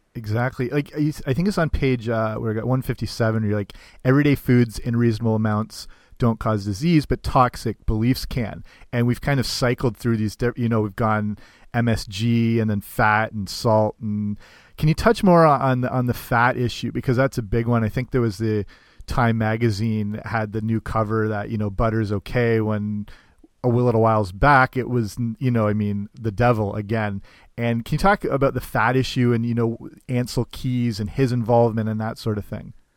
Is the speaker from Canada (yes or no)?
yes; Canada; I'm Canadian, but I work in uh, a summer camp in the states